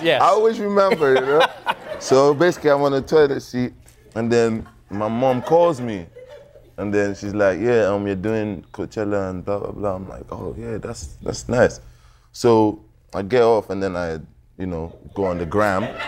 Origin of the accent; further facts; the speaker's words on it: Nigeria; I'm from Nigeria